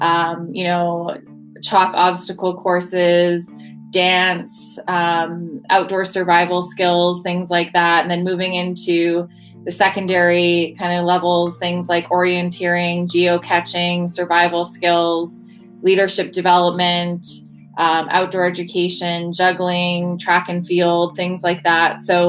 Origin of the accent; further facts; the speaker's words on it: Canada; moved away; I'm Canadian